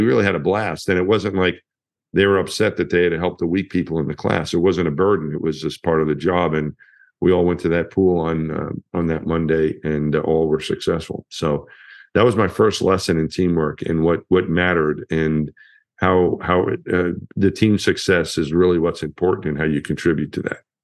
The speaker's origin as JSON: {"language": "English", "town": "Franklin Square", "region": "New York", "country": "United States", "tie": "born or raised there", "said": "I was from my hometown in, in Long Island, Franklin Square was the name of the town"}